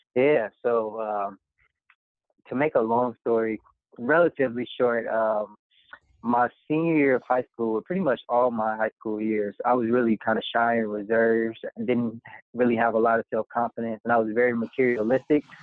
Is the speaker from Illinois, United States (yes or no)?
yes; Park Forest, Illinois, United States; also born or lived in Harvey, Illinois; i'm from the south suburbs of chicago actually i grew up in harvey illinois spent most of my adolescence in park forest illinois